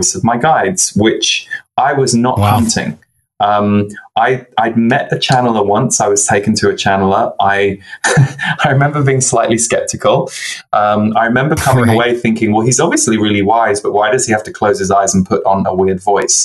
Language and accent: English; just below London, South East England, United Kingdom; also born or lived in Birmingham, England / Manchester, England; So I was born in Birmingham in England, and then we moved to the south just underneath London when I was 6 years old